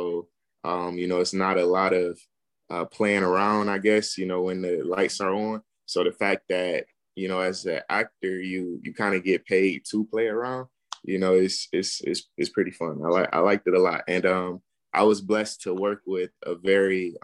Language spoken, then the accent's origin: English; Detroit, Michigan, United States; now in Los Angeles, United States; I'm from Detroit, born and raised, currently living in L.A.